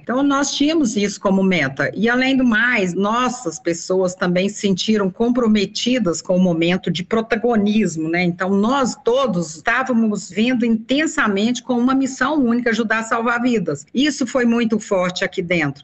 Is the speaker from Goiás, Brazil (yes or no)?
yes; Anápolis, Goiás, Brazil; moved away as an adult; now in Brasília, Brazil; mudei para cá porque eu sou de Anápolis, muito próximo daqui, em 1980